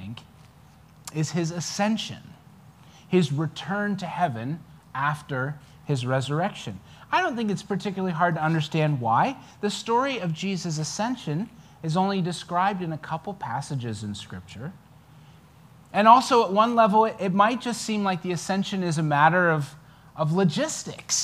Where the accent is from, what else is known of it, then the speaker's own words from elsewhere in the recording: New Zealand; now in United States; I'm a New Zealander